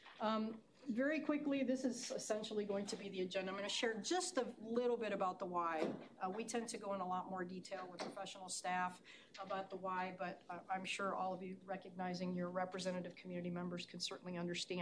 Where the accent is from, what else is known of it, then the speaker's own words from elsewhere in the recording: Chicago, Illinois, United States; moved away; also born or lived in Indiana / Boulder, Colorado; I'm from Chicago originally